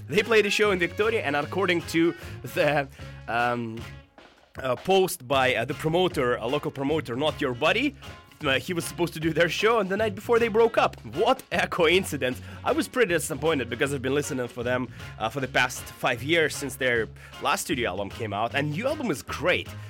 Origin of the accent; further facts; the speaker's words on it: Russia; now in Vancouver, Canada; I come from Russia, and I am an immigrant punk